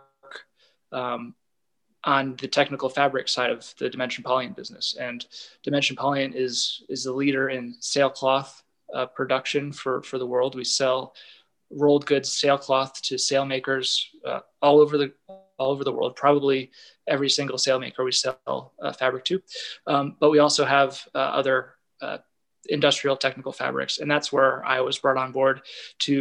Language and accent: English; Connecticut, United States; I'm from Connecticut originally